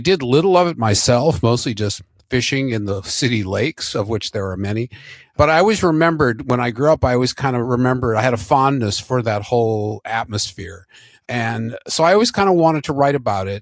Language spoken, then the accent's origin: English; Minneapolis, Minnesota, United States; I grew up in Minneapolis